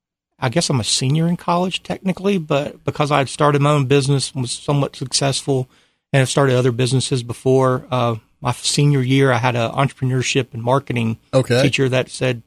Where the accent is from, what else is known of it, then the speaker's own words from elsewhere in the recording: Atlanta, Georgia, United States; moved away as an adult; Yes, I'm originally from Atlanta or a couple hours south of there, but I moved up here originally in 2004.